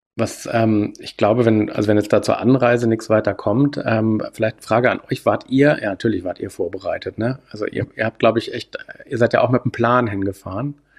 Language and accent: German; Hanover, Lower Saxony, Germany; also born or lived in Landsberg/Augsburg region, Bavaria; now in Landsberg, Germany; ich komme ja aus der Region Hannover